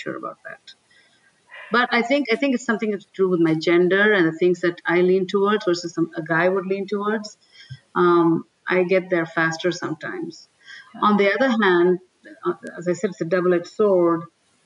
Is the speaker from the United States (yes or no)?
no; India; moved away; I'm an Indian, right? I come from India.